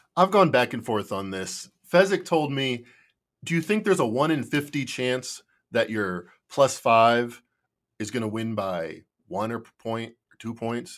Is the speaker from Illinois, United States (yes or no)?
yes; Chicago, Illinois, United States; I'm from Chicago